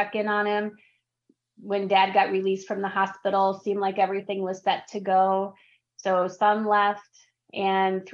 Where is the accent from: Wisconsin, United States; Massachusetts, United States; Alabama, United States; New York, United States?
Wisconsin, United States; in Wisconsin, because I'm from Wisconsin, we have a lot of steep driveways